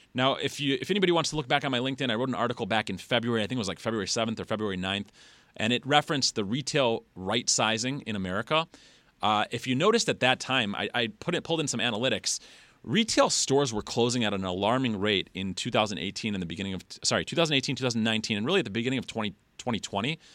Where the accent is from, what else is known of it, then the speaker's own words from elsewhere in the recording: Detroit, Michigan, United States; I'm from Metro Detroit. It's where I live now